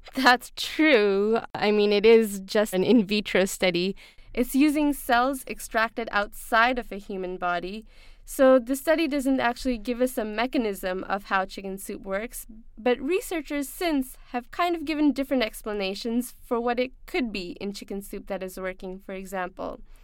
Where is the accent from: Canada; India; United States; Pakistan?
Pakistan; growing up in Pakistan, we had a similar home remedy